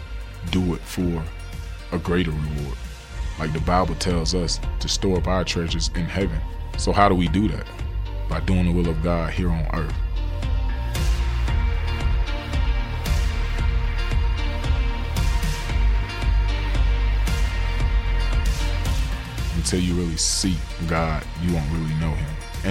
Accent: Pahokee, Florida, United States; born or raised there

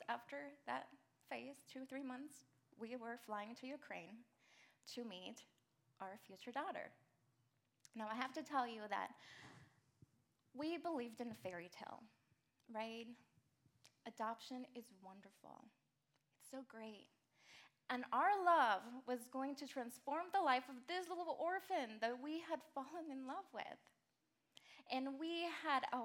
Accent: Mexico; moved away as an adult; And I'm an immigrant. I moved here from Mexico when I was 17.

